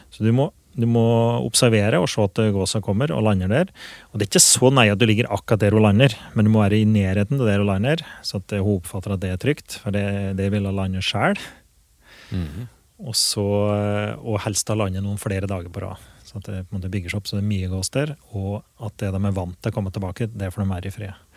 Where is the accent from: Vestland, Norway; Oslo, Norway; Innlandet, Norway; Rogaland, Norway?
Innlandet, Norway; Åsnes; now in Grua, Norway; jeg er fra Åsnes som bor i Grua